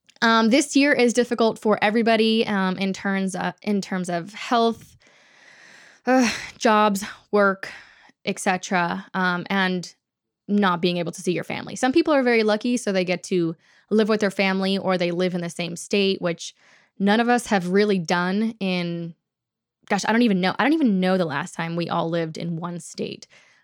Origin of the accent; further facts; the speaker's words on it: Texas, United States; also born or lived in California; So Florida is kind of a new thing for our family, whereas we grew up in Texas, and then Dad and I moved to California